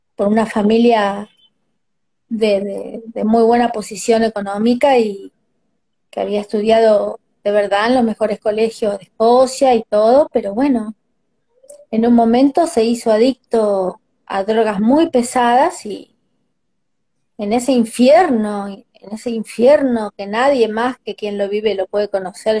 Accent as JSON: {"language": "Spanish", "country": "Argentina", "said": "somos los argentinos"}